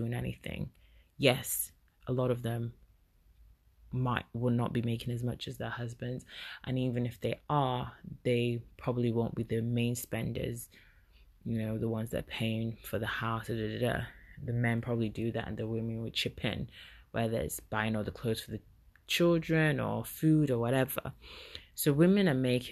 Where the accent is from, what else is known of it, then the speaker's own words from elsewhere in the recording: Igbo, Igboland, Nigeria; as I'm Nigerian and I'm Igbo woman